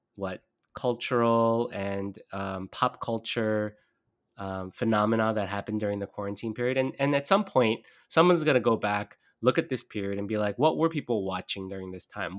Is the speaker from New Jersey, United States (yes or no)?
no; Southern California, United States; I grew up in Southern California